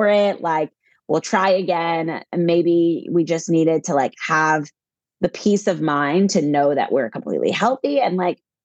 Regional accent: Virginia, United States; also born or lived in California / North Carolina; now in New Jersey, United States; We're both actually originally from the East Coast. I'm from Virginia

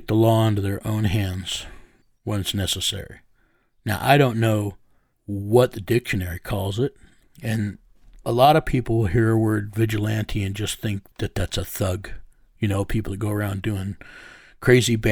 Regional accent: United States; I'm a first generation American. My mother's Mexican and Comanche Indian

